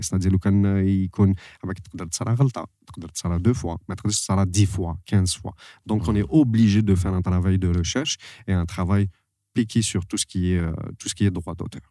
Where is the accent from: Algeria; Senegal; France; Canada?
Algeria; je suis algérien